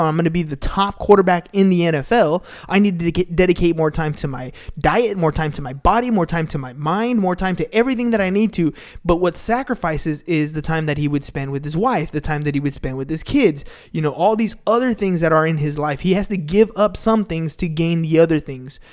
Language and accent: English; San Diego, California, United States; that's just how we grew up. We're from San Diego